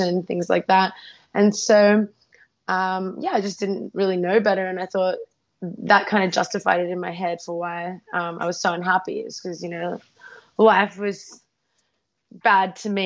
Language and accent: English; Australia; also born or lived in Ukraine; I was about 3 years old. She was just, born. And we moved to Australia to start a new life